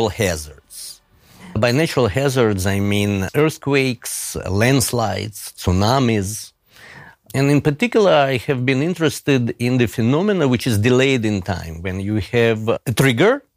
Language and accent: English; Moscow, Russia; also born or lived in Haifa / London / Oxford / Tokyo; now in Zurich, Switzerland; when I grew up in Soviet Russia